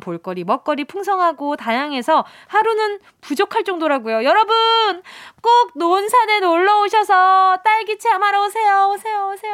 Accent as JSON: {"language": "Korean", "region": "Busan", "country": "South Korea", "tie": "born or raised there", "said": "부산이 고향이고요"}